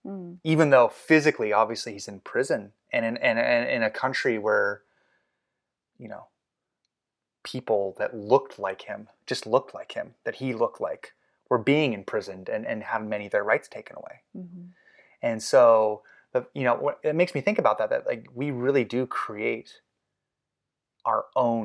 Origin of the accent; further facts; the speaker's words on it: Los Angeles, California, United States; I mean, I grew up in the South Bay of Los Angeles.